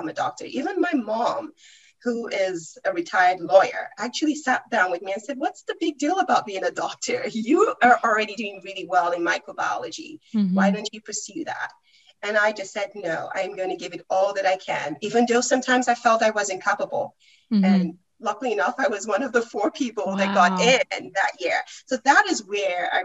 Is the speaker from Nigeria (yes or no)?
yes; Nigeria; moved away; I'm originally from Nigeria.